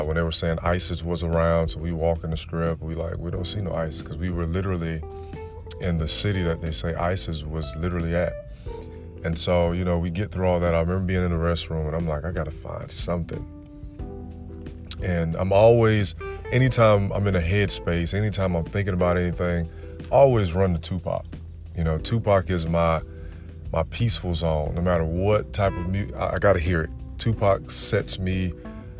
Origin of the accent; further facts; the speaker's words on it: Florida, United States; I'm from the South, I'm from Florida